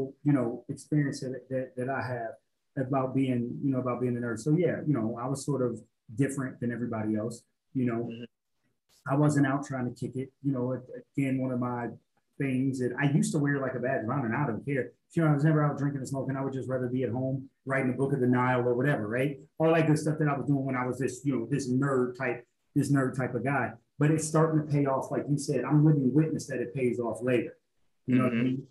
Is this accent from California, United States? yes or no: no; Champaign, Illinois, United States; also born or lived in Alton, Illinois; I grew up poor in Champaign, Illinois